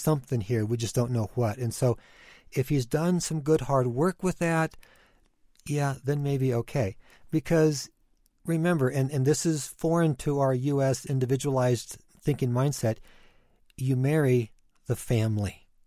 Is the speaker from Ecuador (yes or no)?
yes; Ecuador; moved away; I grew up in Ecuador